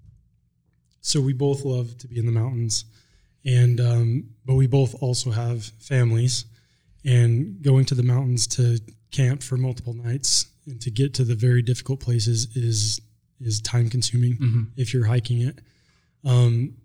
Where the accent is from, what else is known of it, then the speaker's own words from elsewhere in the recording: Dallas area of Texas, United States; moved away as an adult; now in Sweetwater County, Wyoming, United States; I actually grew up in the Dallas area of Texas, a suburb of Dallas.